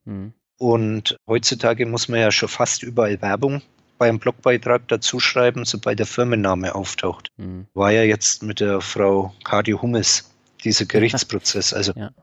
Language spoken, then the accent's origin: German; Franconia, Bavaria, Germany; born or raised there